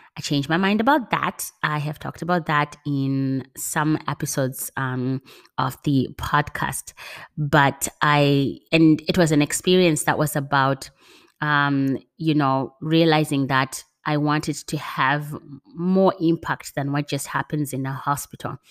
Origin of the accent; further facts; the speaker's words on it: Zimbabwe; my passion for working in healthcare comes from growing up in Zimbabwe as part of the H I V AIDS generation.